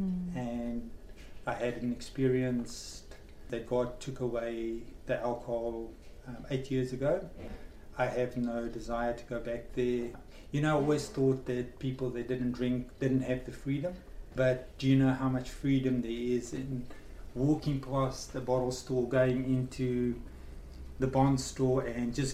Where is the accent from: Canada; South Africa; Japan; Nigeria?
South Africa; moved away; I was born in South Africa in 1970 on Waitangi Day